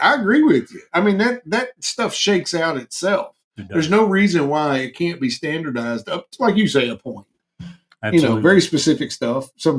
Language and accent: English; Kentucky, United States; we are from Kentucky